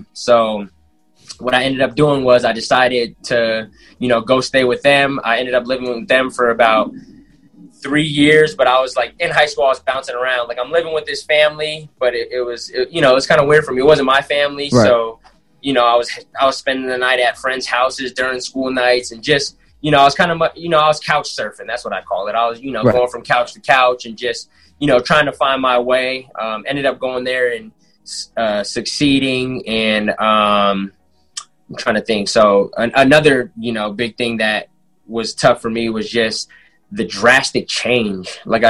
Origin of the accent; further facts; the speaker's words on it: Seaside, California, United States; moved away; So I grew up in Seaside, going to the Boys and Girls Club, playing sports.